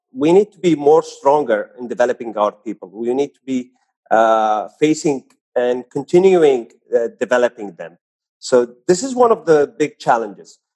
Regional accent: Saudi Arabia; also born or lived in Jeddah; I'm born and raised in Saudi Arabia

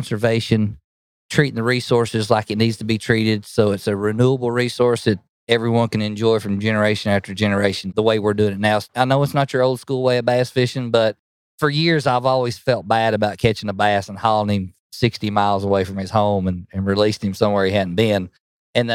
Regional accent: Spring City, Tennessee, United States; I'm from Spring City, Tennessee, right near Lake Chickamauga. Probably everybody's heard of Lake Chickamauga, but born and raised there for all my life. Grew up on the Tennessee River

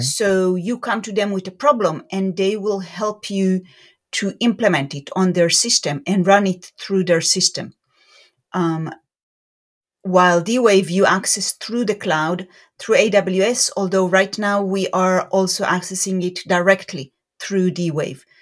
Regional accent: Beersheba, Southern District, Israel; moved away as an adult; also born or lived in Jerusalem, Israel; now in Raleigh-Durham, United States; I grew up in Israel, in a city called Beersheba, which is in the south of Israel.

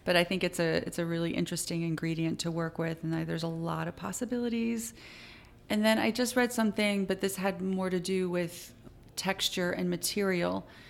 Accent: Connecticut, United States

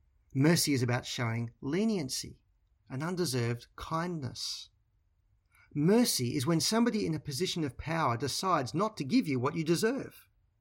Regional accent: Australia; moved away as an adult; now in England; My wife Bron and I discovered this when we moved from Australia to live in England. For the most part, we spoke the same language as our English counterparts.

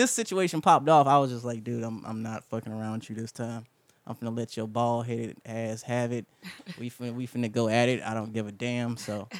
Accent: The Bronx, New York, United States; I'm from the Bronx, son.

